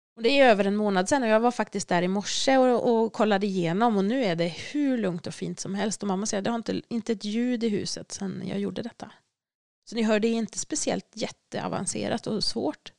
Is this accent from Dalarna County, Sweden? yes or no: yes; Dalarna County, Sweden; moved away; Jag kommer från Dalarna så jag har tagit med mig sten från mitt hem